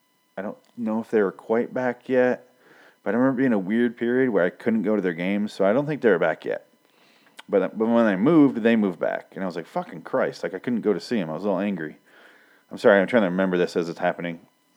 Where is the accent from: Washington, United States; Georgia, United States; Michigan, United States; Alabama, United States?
Michigan, United States; Ionia; moved away as an adult; also born or lived in Los Angeles, California; now in Phoenix, United States; I am from Michigan. Ionia, if you need to know. Muir, more specific. It's basically between Grand Rapids and Lansing, which is also basically right in the middle of Chicago and Detroit.